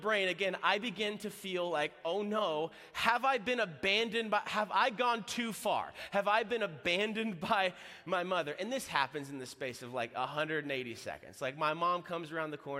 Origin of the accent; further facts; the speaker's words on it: Florida, United States; I'm from Florida.